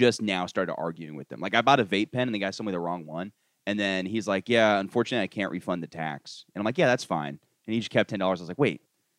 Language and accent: English; Florida, United States; moved away as an adult; now in New York City, United States; I thought I was rich coming from Florida.